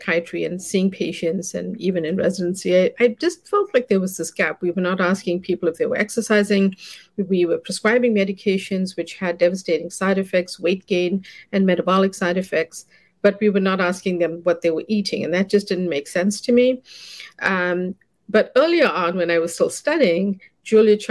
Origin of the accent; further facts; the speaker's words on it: South Africa; also born or lived in South India; now in United States; I grew up in South Africa as a child, and I moved here to study.